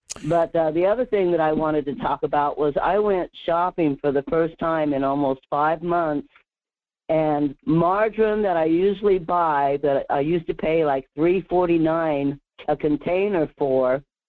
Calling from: Alaska, United States; Yeah, it's Murph from the Denali Borough area.

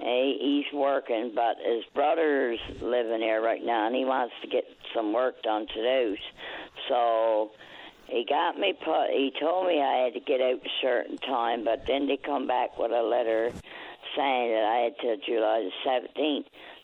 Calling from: Hampton, Newfoundland and Labrador, Canada; I'm calling from Hampton, Newfoundland.

